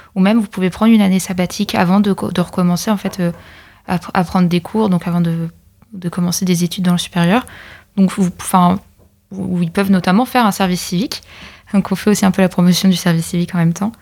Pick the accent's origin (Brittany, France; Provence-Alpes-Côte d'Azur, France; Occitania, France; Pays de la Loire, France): Pays de la Loire, France; moved away as an adult; je viens de l'Or-Atlantique et je suis venue spécialement sur camp pour faire mes études